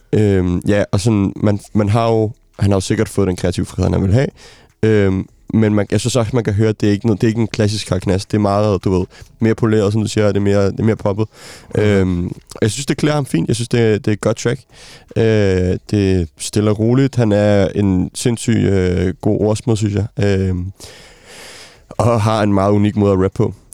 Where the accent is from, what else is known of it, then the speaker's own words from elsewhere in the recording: Denmark; som dansker